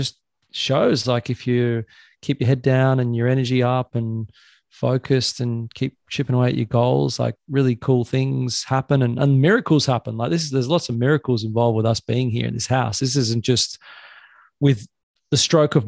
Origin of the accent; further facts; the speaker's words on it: Sydney, New South Wales, Australia; moved away as an adult; now in Pottsville, Australia; where I grew up on the Northern Beaches